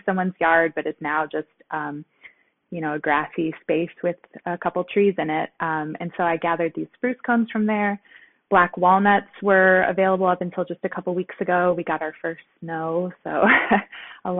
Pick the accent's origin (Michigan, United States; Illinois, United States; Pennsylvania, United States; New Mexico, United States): Michigan, United States; suburbs of Detroit; now in Detroit, United States; I am not originally from Detroit. I grew up in the suburbs of the city.